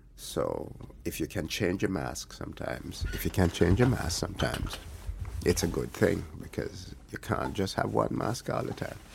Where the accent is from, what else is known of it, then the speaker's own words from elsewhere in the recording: Alligator Pond, Jamaica; moved away as an adult; also born or lived in Kingston, Jamaica; I grew up in, uh, in Alligator Pond